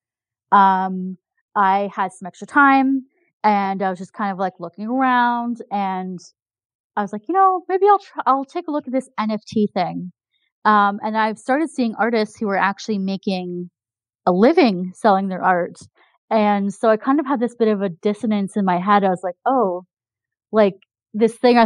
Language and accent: English; Canada; I'm Canadian